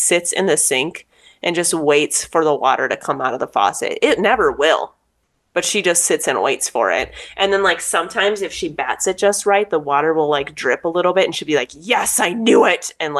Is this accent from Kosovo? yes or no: no; United States; accent: American; also born or lived in Korea; they can hear my American accent come through mm-hmm. the way that I speak Korean